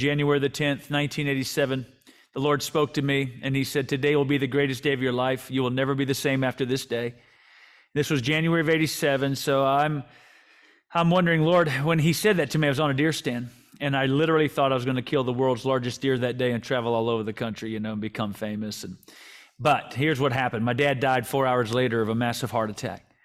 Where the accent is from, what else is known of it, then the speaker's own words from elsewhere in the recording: Vancouver, British Columbia, Canada; born there; I was born in Vancouver when he was the head coach with the BC Lions.